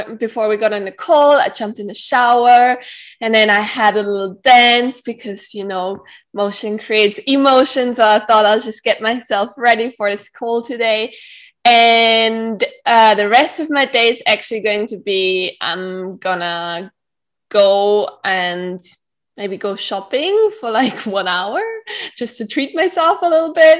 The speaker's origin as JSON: {"language": "English", "country": "Austria", "tie": "born or raised there", "also_born_or_lived": "Manly, Australia", "said": "I grew up in Austria, and I live in Vienna at the moment, but I used to live in Australia as well"}